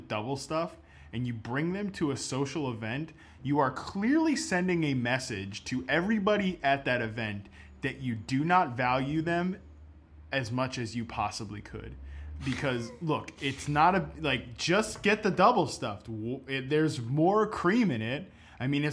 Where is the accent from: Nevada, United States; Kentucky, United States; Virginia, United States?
Virginia, United States; Montclair; my hometown